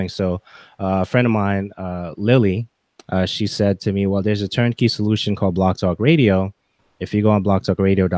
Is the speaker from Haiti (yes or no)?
yes; Haiti; first language English; now in United States; English was technically my first language, but because I went to school in Haiti and I was coming back to America for vacation, that was a struggle for me to get English correctly